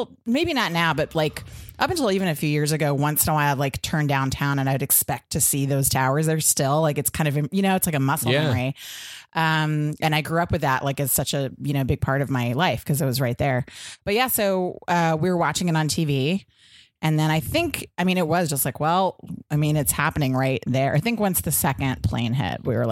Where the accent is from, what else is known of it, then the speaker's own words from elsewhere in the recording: New York City, New York, United States; moved away; I grew up in Soho